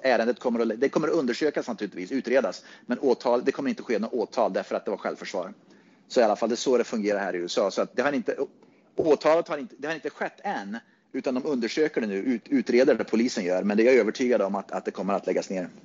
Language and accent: Swedish; Sweden; now in Phoenix, United States; Innan dess så var jag väldigt mycket svensk